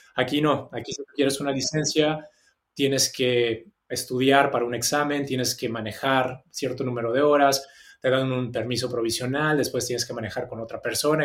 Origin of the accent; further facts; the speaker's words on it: Mexico City, Mexico; moved away as an adult; also born or lived in Australia; now in Sydney, Australia; yo soy de la Ciudad de México, nací ahí, viví ahí hasta los 24